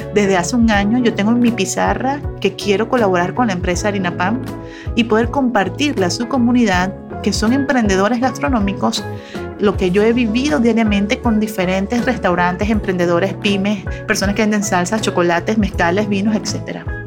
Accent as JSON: {"language": "Spanish", "country": "Venezuela", "moved": "as an adult", "lives_now": "Monterrey, Mexico", "said": "yo soy venezolana, tengo 15 años en Monterrey, México"}